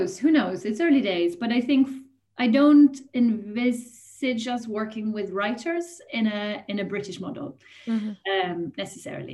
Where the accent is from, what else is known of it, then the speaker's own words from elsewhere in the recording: Sweden; moved away as an adult; also born or lived in Germany / Italy / Ireland; now in United Kingdom; I grew up in Sweden and studied at university here for a little while before going to the UK